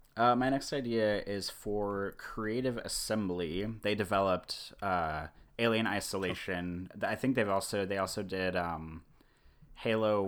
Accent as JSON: {"language": "English", "town": "Kansas City", "region": "Missouri", "country": "United States", "tie": "born or raised there", "moved": "yes", "lives_now": "Omaha, United States", "said": "I grew up in Kansas City, Missouri, so you know northwest Missouri"}